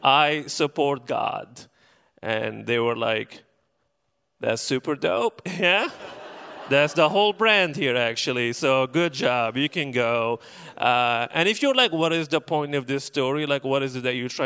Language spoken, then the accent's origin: English; Benghazi, Cyrenaica, Libya; moved away as an adult; now in Portland, United States; I'm originally from Libya, specifically from the city of Benghazi